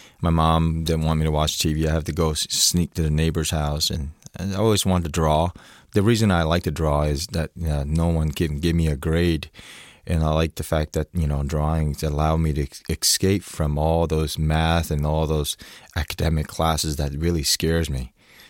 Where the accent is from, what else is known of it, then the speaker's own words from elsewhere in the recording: Orlando, Florida, United States; I grew up in Orlando, Florida, and then I thought, why don't I draw a Chinese dragon?